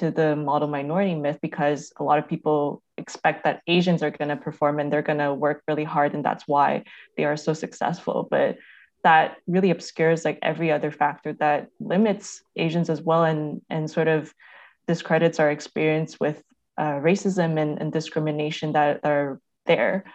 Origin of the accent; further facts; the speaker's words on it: Canada; born and raised in Canada